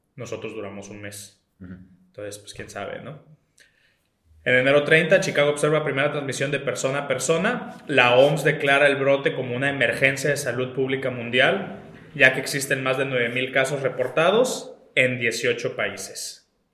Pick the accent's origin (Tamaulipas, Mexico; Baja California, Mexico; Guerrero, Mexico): Baja California, Mexico; nosotros somos de Baja California